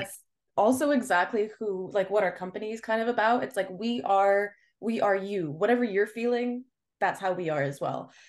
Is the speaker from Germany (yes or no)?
no; Montreal, Quebec, Canada; I was born and raised in Montreal